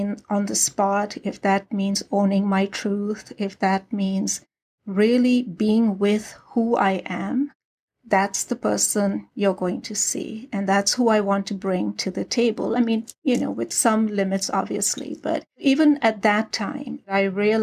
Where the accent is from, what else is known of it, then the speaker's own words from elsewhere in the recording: Karachi, Sindh, Pakistan; moved away as an adult; now in United States; I was born and raised in Karachi, Pakistan